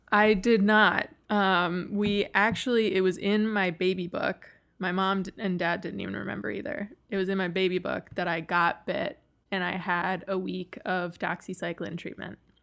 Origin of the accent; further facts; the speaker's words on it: Western New York, United States; I grew up in Western New York